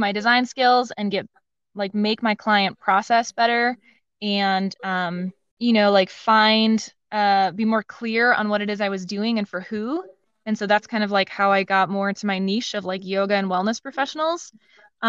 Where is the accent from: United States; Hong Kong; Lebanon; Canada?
United States; Madison, Wisconsin; I didn't really want to stay in my hometown, Madison, Wisconsin